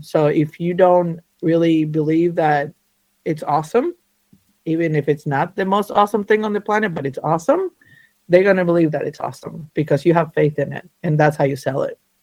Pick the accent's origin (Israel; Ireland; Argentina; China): Argentina; now in North Carolina, United States; I was born and raised in Argentina. Uh, I'm an Argentinian Jew. Uh, somehow I ended up in the mountains of North Carolina